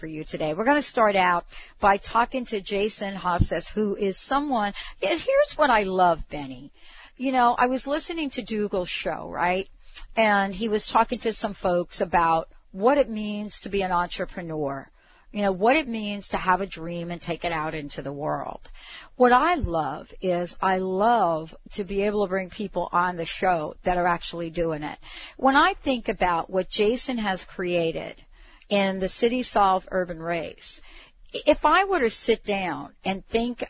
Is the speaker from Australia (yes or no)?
no; Italy; moved away; my hometown in Italy